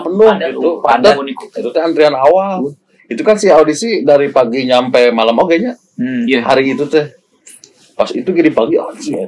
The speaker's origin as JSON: {"language": "Indonesian", "town": "Ciamis", "region": "West Java", "country": "Indonesia", "said": "kita dari Ciamis Jawa Barat"}